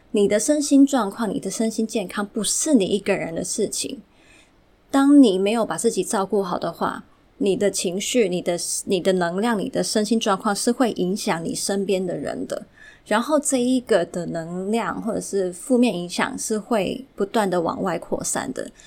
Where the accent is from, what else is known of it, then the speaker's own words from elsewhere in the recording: Hong Kong; 本身是从小就在香港长大的。 对，虽然父母都是台湾人啊，但是我就是一直是香港长大的土生土长